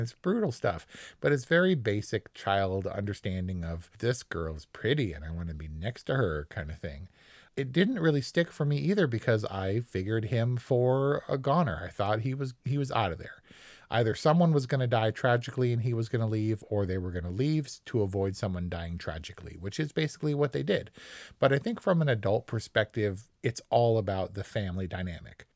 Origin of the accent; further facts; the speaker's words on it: Hawthorne, California, United States; also born or lived in Torrance; the first decade of my life being in Hawthorne